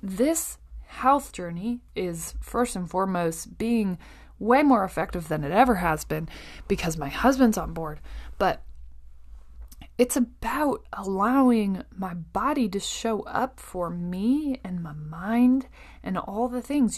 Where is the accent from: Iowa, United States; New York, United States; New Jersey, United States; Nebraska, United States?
Iowa, United States; I grew up basically on Iowa Public Television.